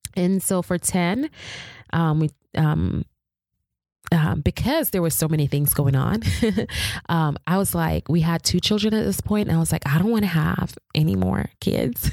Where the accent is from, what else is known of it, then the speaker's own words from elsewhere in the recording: Jamaica; I'm Jamaican